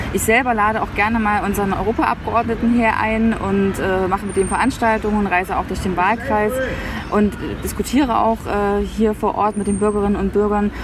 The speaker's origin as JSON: {"language": "German", "region": "Thuringia", "country": "Germany", "tie": "born or raised there", "also_born_or_lived": "Potsdam / Berlin", "said": "zurück in mein Heimatbundesland zu gehen"}